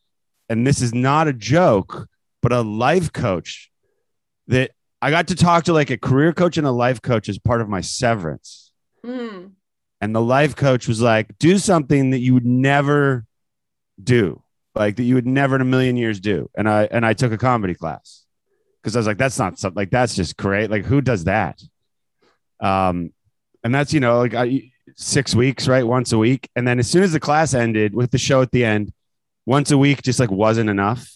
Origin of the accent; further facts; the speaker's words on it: Canada; moved away as an adult; now in United States; I grew up in Canada and then came here for school, for college, and came to America for college, and then never left